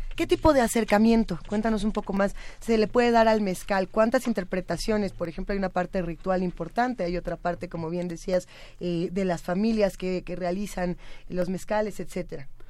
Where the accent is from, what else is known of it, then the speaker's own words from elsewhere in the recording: Mexico; yo siendo mexicana, viviendo en esta ciudad